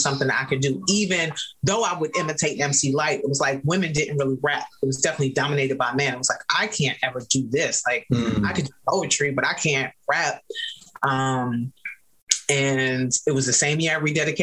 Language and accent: English; New York City, New York, United States; I grew up in New York City